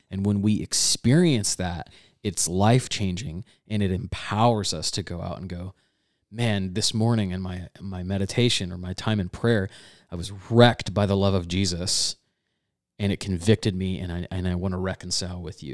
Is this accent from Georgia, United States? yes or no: yes; Georgia, United States; growing up in Georgia